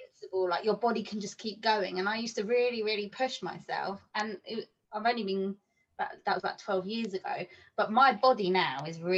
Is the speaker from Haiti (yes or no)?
no; England, United Kingdom; as an English person